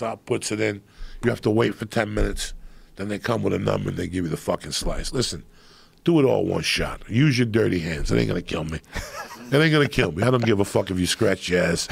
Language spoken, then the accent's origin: English; New Jersey, United States; I grew up in Jersey